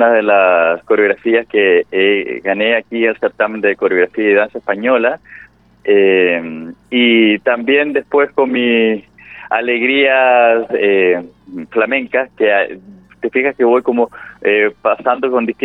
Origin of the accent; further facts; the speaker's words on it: Santiago, Santiago Metropolitan Region, Chile; De, yo soy del más al sur.